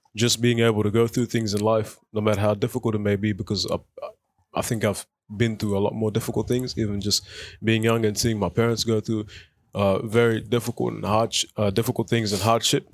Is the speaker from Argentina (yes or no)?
no; Footscray, Victoria, Australia; English is a second language; also born or lived in South Sudan / Egypt; now in Melton, Australia; we moved to Australia in two thousand and five. Um, and then we grew up in Footscray, and now we reside in Melton